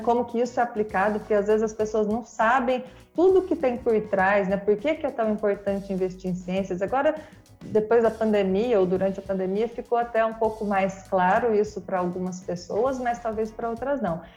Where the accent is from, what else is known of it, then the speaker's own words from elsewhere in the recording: Mogi Guaçu, São Paulo, Brazil; moved away as an adult; now in Rio de Janeiro, Brazil; Eu sou de Mogi Guaçu, interior de São Paulo